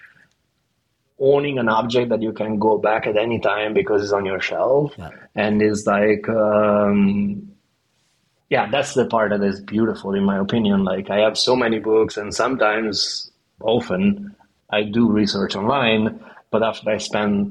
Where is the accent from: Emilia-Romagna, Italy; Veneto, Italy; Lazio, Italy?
Veneto, Italy; Verona; also born or lived in New York; now in Copenhagen, Denmark; I'm from Verona.